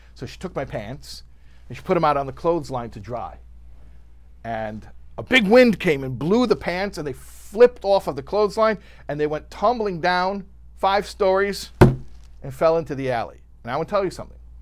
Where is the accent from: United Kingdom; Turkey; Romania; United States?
United States; Chicago, Illinois; I'm from Chicago